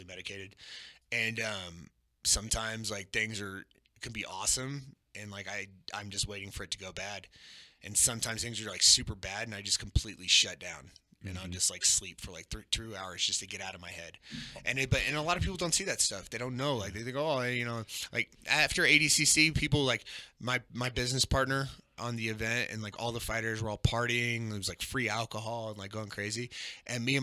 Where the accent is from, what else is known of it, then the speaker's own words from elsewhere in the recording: Texas, United States; I'm from Texas